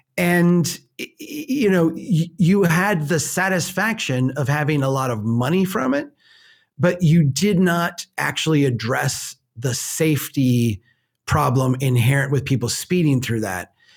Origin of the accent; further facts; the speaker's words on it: United States; we're, we're American